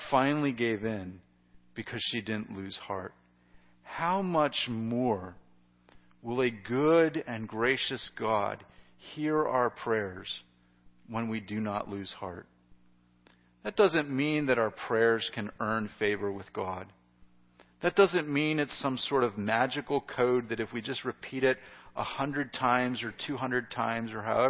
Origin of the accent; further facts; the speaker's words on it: United States; as an American